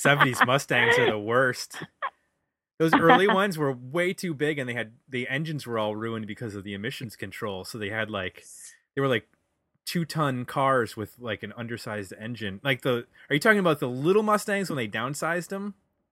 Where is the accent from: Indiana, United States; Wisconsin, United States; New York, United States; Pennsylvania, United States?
New York, United States; Buffalo; I grew up in Buffalo